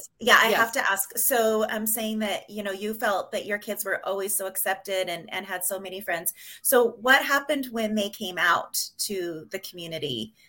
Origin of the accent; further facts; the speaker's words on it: Pocatello, Idaho, United States; moved away; I was raised in Pocatello, Idaho, in white Idaho.